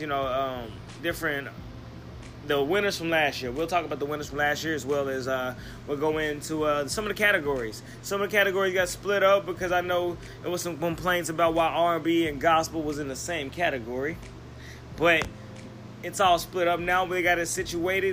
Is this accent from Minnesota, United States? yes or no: no; Tulsa, Oklahoma, United States; my hometown of Tulsa, Oklahoma